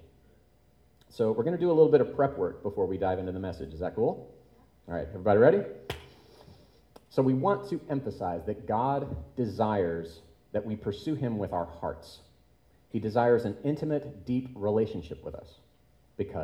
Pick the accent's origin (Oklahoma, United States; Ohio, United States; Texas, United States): Oklahoma, United States; Tulsa; now in Chicago, United States; the church that I grew up at in Tulsa, Oklahoma